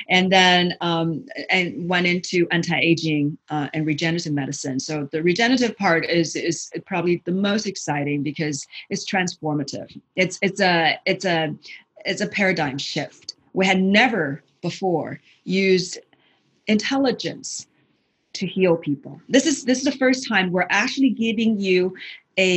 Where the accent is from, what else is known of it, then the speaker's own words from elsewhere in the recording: China; now in United States; growing up in China